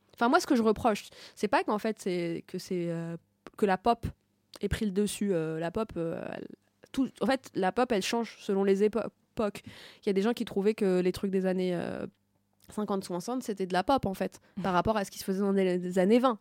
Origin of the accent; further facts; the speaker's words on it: Tunisia; je suis pas égyptienne, je suis tunisienne